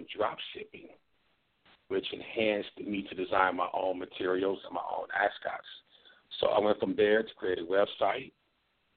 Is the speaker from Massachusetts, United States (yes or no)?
no; Milwaukee, Wisconsin, United States; I grew up in Milwaukee